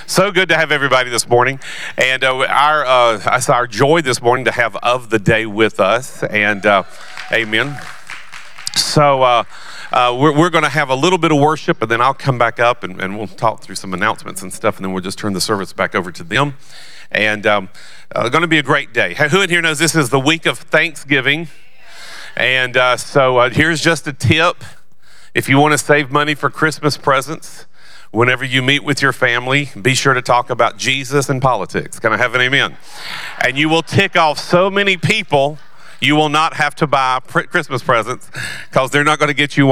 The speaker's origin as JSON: {"language": "English", "region": "the South", "country": "United States", "said": "I'm from the South"}